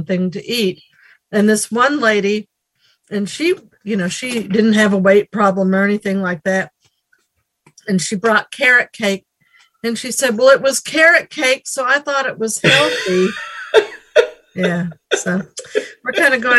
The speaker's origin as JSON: {"language": "English", "town": "Nashville", "region": "Tennessee", "country": "United States", "said": "I am from Nashville, Tennessee."}